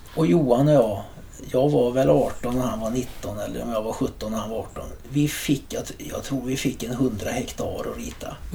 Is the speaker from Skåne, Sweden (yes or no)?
no; Trollhättan, Västra Götaland, Sweden; moved away as an adult; also born or lived in San Diego, United States; min hembygd